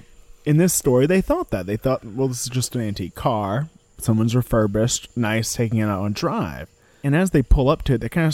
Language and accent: English; Louisiana, United States; this is one that happens near my hometown in Louisiana.